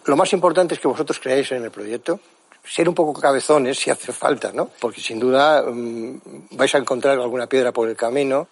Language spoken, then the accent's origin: Spanish; Mallorca, Balearic Islands, Spain; Yo vengo de Mallorca